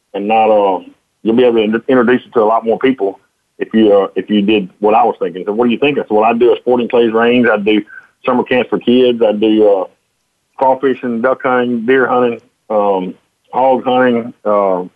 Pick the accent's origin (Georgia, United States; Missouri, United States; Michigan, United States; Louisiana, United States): Louisiana, United States; Jonesville; I grew up here in Jonesville, and my family had a boat business.